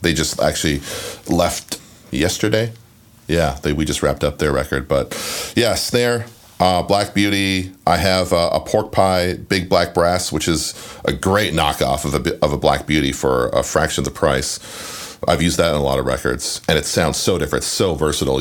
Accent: Canada; where I grew up in Canada, we didn't have cable TV.

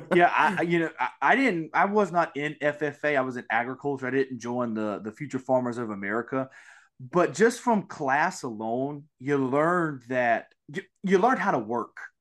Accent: Mississippi, United States; I am from Mississippi

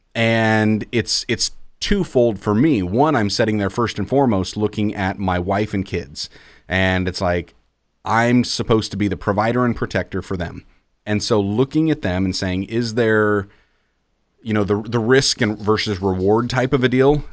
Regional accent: Iowa, United States; growing up in Iowa, it's not Christmas until the first snowfall hits

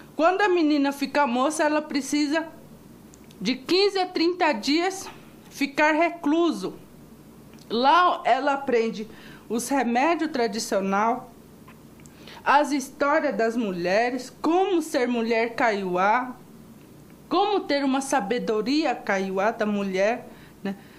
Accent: Mato Grosso do Sul, Brazil; Sou de Mato Grosso do Sul

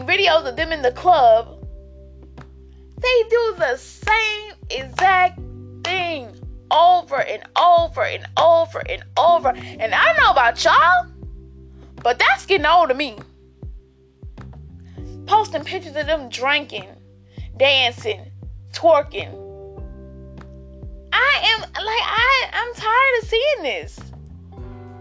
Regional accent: Albany, Georgia, United States; I'm from Albany, Georgia.

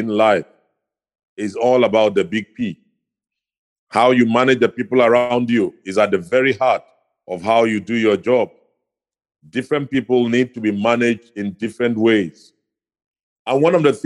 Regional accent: Ikot Ekpene, Akwa Ibom, Nigeria; I come from Akwa Ibom State. I'm from the town called Ikotekwene.

